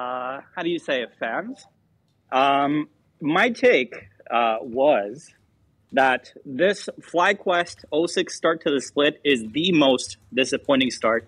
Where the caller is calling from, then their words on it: Vancouver, British Columbia, Canada; Vancouver, BC.